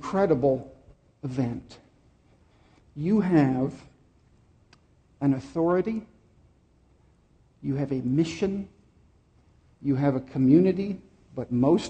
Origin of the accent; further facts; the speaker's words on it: Dallas, Texas, United States; I grew up in Dallas